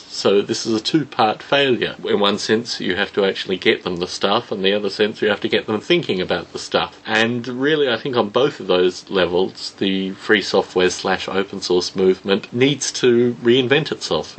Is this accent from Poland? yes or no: no; Australia; Growing up in Australia